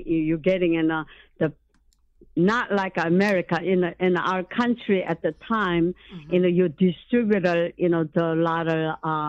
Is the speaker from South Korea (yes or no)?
yes; South Korea; English is a second language; now in United States; You know that I came from South Korea, not mm-hmm. North Korea